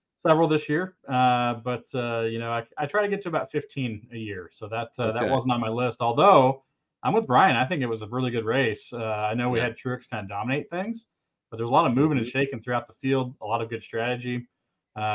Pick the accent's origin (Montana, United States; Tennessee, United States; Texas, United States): Texas, United States; The Colony; moved away as an adult; also born or lived in Carrollton, Texas / Fort Worth, Texas; I'm a native Texan. So I was born in Carrollton, Texas, was raised in the Colony, Texas, and lived in Fort Worth, Texas all the way up until 2021